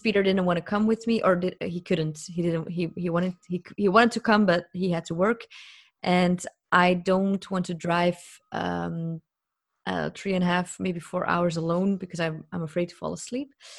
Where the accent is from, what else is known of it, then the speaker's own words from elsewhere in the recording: Belgium; I'm from Belgium